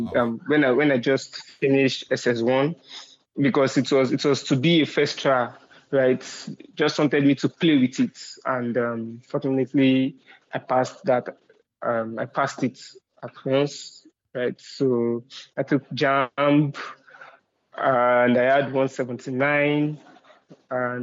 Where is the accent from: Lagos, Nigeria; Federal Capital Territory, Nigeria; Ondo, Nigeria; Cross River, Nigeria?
Lagos, Nigeria; Shomolu; I grew up in Shomolu. If people that might know, they might want to call it the ghetto part of Lagos State